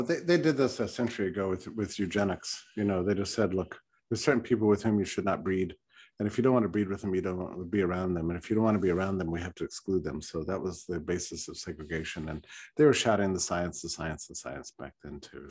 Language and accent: English; Texas, United States; I was raised in Texas